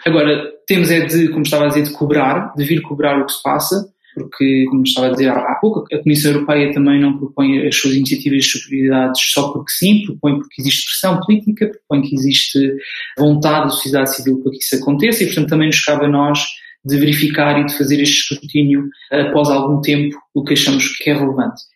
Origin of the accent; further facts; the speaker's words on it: Portugal; moved away as an adult; now in Brussels, Belgium; eu sou português. Vivo eh, em Bruxelas já há cerca de dois anos